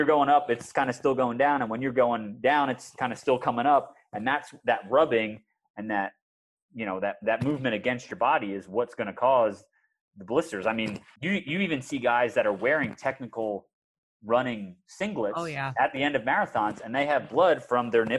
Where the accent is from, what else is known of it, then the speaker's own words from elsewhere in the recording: outside of Philadelphia, Pennsylvania, United States; I grew up outside of Philadelphia